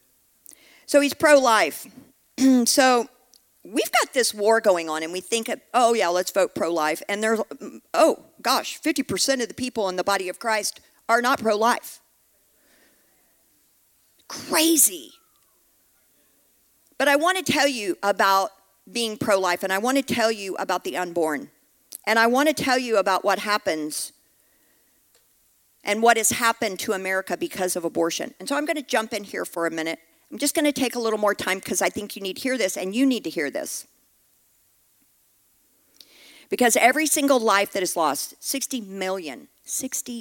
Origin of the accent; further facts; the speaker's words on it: Texas, United States; I'm from Texas